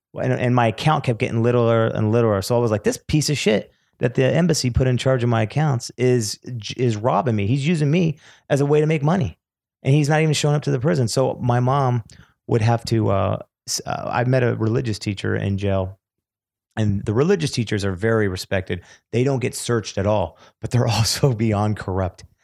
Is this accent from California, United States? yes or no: yes; California, United States; also born or lived in Beverly Hills, California; I was born in Beverly Hills, but I was raised in the valley and then the Antelope Valley. uh, which is about sixty miles north of L A.